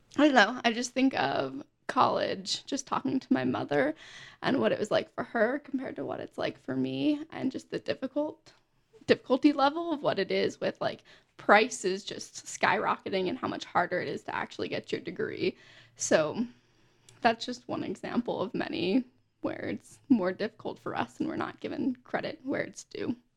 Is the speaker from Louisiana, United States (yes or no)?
no; Pennsylvania, United States; also born or lived in Florida; now in Utah, United States; I was born in Pennsylvania